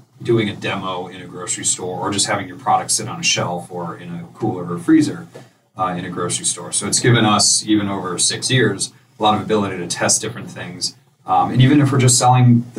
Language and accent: English; New Canaan, Connecticut, United States; also born or lived in Hartford; we grew up in New Canaan, so we know this area.